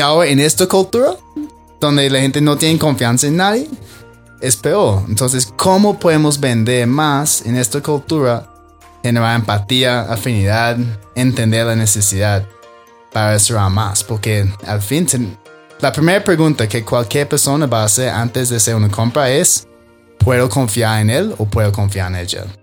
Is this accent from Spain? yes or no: no; Australia; Spanish is a second language; moved away as an adult; also born or lived in Medellín, Colombia; now in Bogotá, Colombia; yo soy australiano, ¿ok? Llevo seis años aquí en Colombia